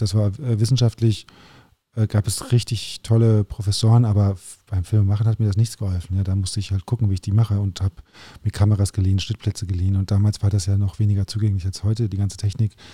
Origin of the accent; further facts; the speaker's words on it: Germany; also born or lived in Paris, France; natürlich bin ich Deutscher und habe einfach auch viel Deutsches